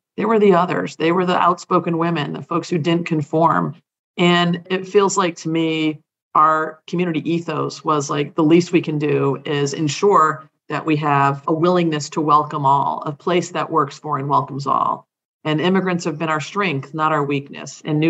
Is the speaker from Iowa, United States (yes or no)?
no; Hawaii, United States; born there; I'm a Navy brat. You know, I was born in Hawaii. My mom is from Trinidad. My dad was from Massachusetts, but we never really spent any great deal of time living there because we were always deployed.